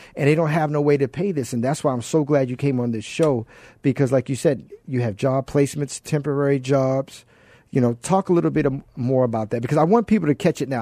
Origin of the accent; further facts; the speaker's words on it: Baltimore, Maryland, United States; Baltimore, Maryland, my hometown